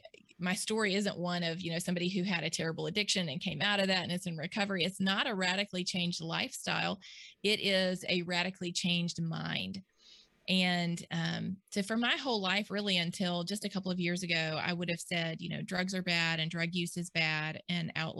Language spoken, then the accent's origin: English; Mississippi, United States; I was born and raised here in Mississippi